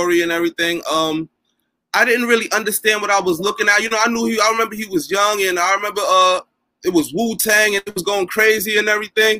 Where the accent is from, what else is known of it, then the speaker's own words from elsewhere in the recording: New York City, New York, United States; I'm from where they like to consider like the heart of Bed-Stuy, like right in the middle. I'm from Quincy Street